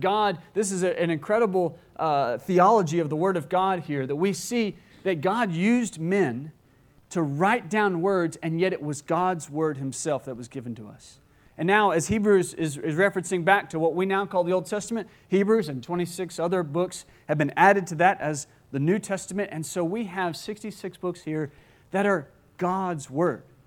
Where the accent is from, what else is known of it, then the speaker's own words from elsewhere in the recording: Gulf Coast, United States; I grew up on the Gulf Coast